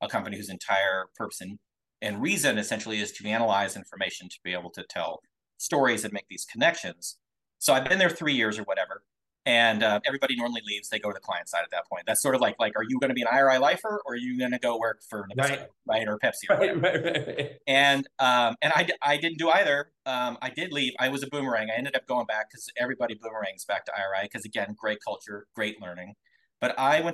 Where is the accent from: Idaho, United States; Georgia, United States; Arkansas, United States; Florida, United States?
Idaho, United States; Twin Falls; I grew up in Idaho, tiny little town called Twin Falls